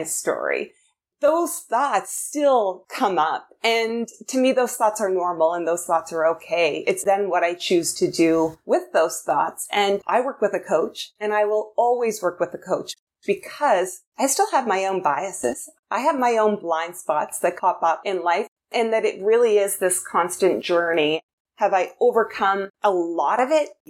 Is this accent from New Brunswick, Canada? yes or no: yes; New Brunswick, Canada; I grew up in New Brunswick, so East Coast Canada.